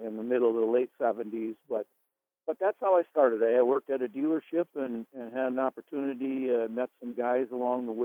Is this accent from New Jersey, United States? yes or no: no; White Bear Lake, Minnesota, United States; I live in White Bear Lake, Minnesota. I'm actually in my hometown, born and raised here.